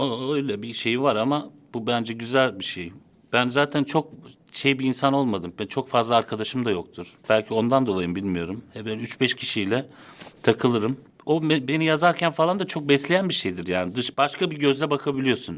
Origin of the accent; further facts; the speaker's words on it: Istanbul, Turkey; also born or lived in Konya / Netherlands / Çatalca; Zeytinburnu'nda büyüdüm, liseye kadar.